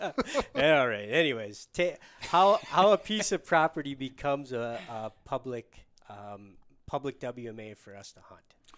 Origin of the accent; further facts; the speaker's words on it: Michigan, United States; moved away; my home state of Michigan